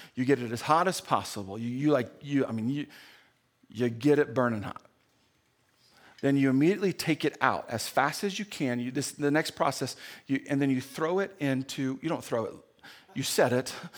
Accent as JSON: {"language": "English", "region": "Indiana", "country": "United States", "tie": "born or raised there", "moved": "yes", "said": "when I grew up in Indiana"}